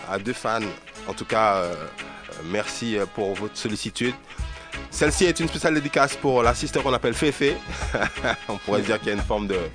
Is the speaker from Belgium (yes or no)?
no; Martinique; j'ai ensuite pu voir la réalité de ce mouvement, de ce que ça représentait en Martinique.